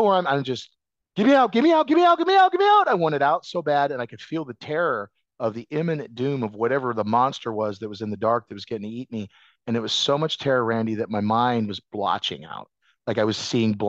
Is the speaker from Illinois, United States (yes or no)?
no; Iowa, United States; I come from Iowa